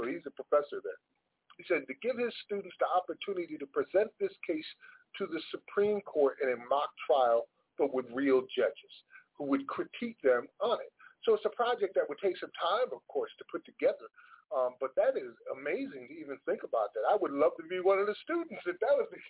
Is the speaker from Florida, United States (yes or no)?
no; Paterson, New Jersey, United States; moved away; I've been invited to participate in my hometown with a poetry fest in Paterson, New Jersey.